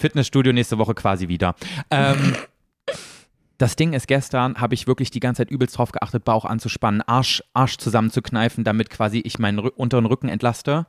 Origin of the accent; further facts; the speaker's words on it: East Germany, Germany; ich komme ja aus dem Osten